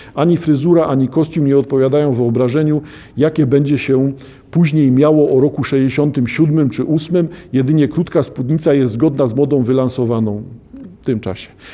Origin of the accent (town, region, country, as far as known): Poland